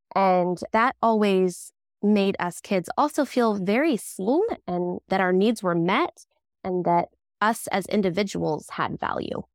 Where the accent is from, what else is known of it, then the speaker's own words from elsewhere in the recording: Southern Oregon, United States; also born or lived in Palm Springs, California; we're in Southern Oregon. We moved up from Palm Springs when I was about three